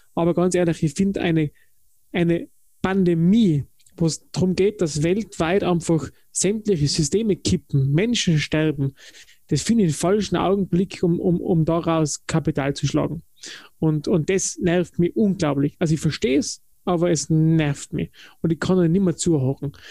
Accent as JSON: {"language": "German", "region": "Tyrol", "country": "Austria", "said": "ich komme aus Tirol"}